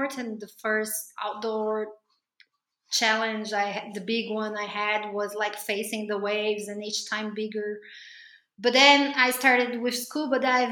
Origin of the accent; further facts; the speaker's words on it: Brazil; I'm from Brazil